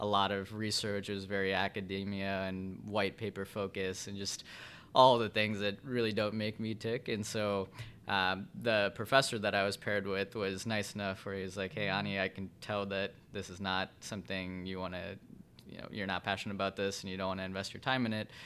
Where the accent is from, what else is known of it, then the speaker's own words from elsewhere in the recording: Vernon Hills, Illinois, United States; also born or lived in Evanston, Illinois / Chicago, Illinois; I grew up in Vernon Hills up north, about an hour north of Chicago here.